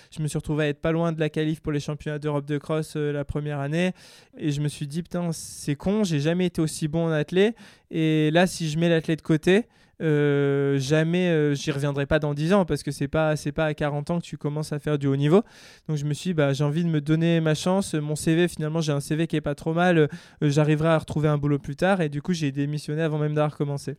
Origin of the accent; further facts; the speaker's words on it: Grenoble, Auvergne-Rhône-Alpes, France; moved away as an adult; also born or lived in California; je suis grenoblois. Euh, je viens des, montagnes, on va dire, dans la, dans la Chartreuse, juste au-dessus de Grenoble